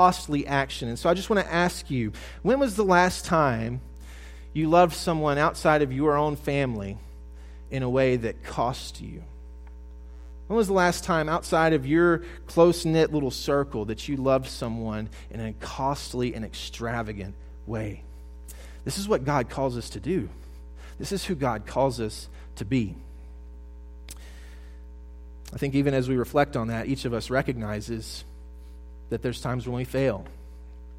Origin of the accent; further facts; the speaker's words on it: South Mississippi, United States; I'm from the Deep South. I grew up in South Mississippi